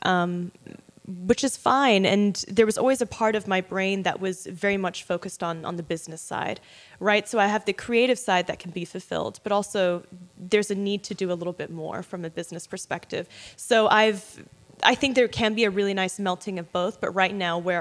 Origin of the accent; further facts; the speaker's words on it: Australia; moved away as an adult; also born or lived in London; now in United States; I was born in London, raised in Australia